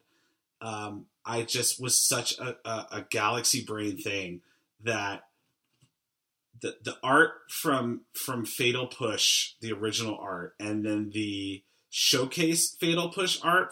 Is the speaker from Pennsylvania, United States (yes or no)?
yes; Pennsylvania, United States; where I grew up in Pennsylvania